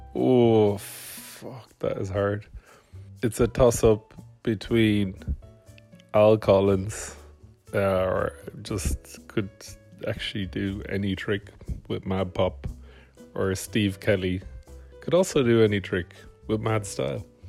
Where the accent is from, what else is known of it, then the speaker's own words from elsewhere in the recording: Bray, Ireland; now in Malmo, Sweden; I am from Bray, but I currently live in Malmo, Sweden.